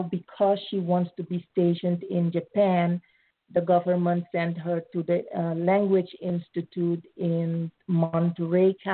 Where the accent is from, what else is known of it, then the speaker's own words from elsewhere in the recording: Suriname; moved away as an adult; also born or lived in Netherlands; now in United States; So, um, I was born in Suriname. It's a former colony of the Netherlands. I uh, was born under Dutch nationality. And after high school, I went to further my education in Holland.